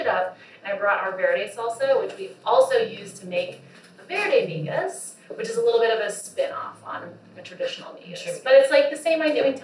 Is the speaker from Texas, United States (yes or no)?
yes; Texas, United States; moved away as an adult; also born or lived in Austin, Texas; now in New York City, United States; I'm from Texas, proud of being from Texas